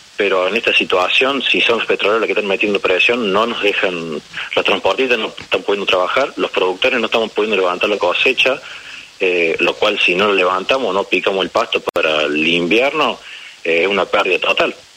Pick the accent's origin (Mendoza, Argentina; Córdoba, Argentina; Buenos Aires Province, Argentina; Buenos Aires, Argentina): Córdoba, Argentina; James Craik; yo soy de James Cray, que es una localidad, una pequeña localidad del centro de Córdoba